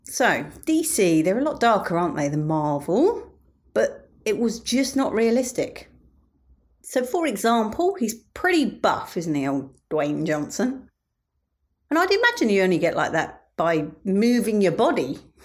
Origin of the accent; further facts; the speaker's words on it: United Kingdom; me being British